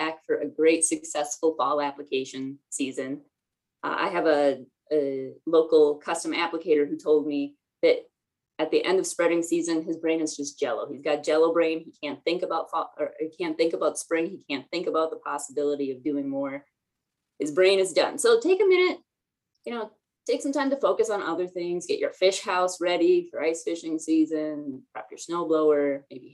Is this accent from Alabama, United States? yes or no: no; Minnesota, United States; I say that as a Minnesotan